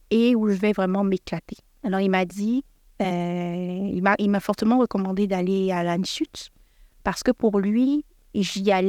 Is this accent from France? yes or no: no; Canada; j'ai été pris comme expatriée parce que je suis canadienne.